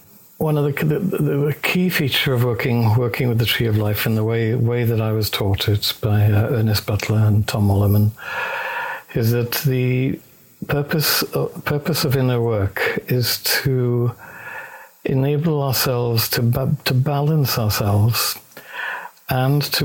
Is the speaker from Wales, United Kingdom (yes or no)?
yes; Wales, United Kingdom; accent: Welsh; I'm Welsh.